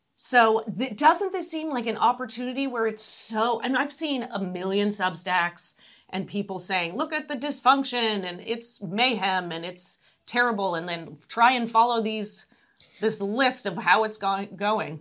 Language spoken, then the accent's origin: English; United States; also born or lived in Los Angeles, California / Atlanta, Georgia; now in San Francisco Bay Area, United States; I grew up in Los Angeles and, and Atlanta.